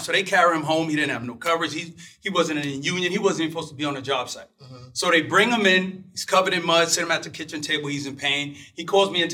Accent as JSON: {"language": "English", "town": "New York City", "region": "New York", "country": "United States", "tie": "born or raised there", "said": "I'm from Brooklyn, New York. And I was a kid, and my dad would always go out to get these construction jobs"}